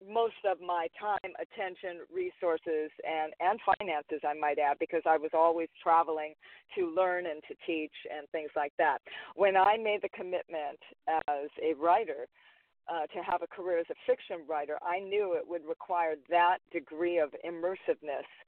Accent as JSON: {"language": "English", "region": "Hawaii", "country": "United States", "said": "even though I'm Hawaiian"}